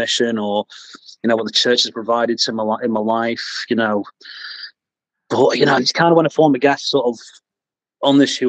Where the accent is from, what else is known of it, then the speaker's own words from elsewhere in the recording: Manchester, North West England, United Kingdom; also born or lived in Bolton; I'm from Bolton, but I grew up in Manchester